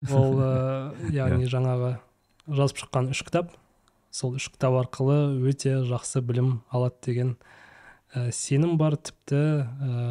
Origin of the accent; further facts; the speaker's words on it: Kazakhstan; moved away as an adult; now in Malaysia; енді түбінде әрине қазақстанға қайтамыз ғой барлығымыз